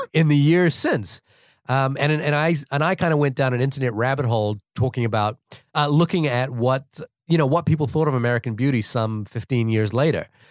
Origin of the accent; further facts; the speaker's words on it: New Zealand; moved away as an adult; also born or lived in California; now in United States; I'm from New Zealand